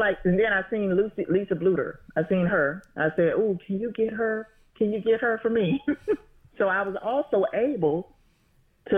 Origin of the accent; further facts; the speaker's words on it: Atlanta, Georgia, United States; I'm from Atlanta